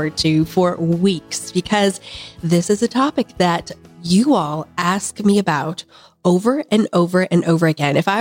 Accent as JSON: {"language": "English", "region": "Kansas", "country": "United States", "said": "I'm from Kansas"}